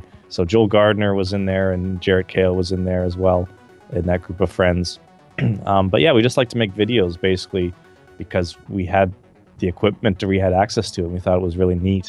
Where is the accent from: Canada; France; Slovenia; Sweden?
Canada; Calgary, Alberta; where I grew up in Calgary, Canada